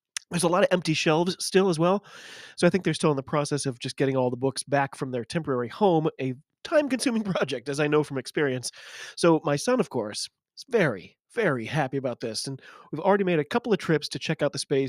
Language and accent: English; United States